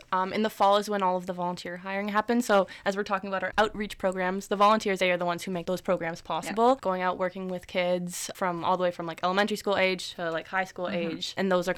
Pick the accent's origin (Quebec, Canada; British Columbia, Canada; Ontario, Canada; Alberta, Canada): Alberta, Canada; Calgary; moved away as an adult; now in Kingston, Canada; I'm from Calgary